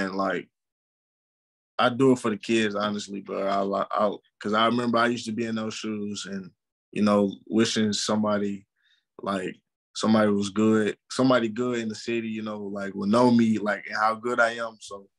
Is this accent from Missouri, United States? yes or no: yes; St. Louis, Missouri, United States; being grown up in St. Louis really built me.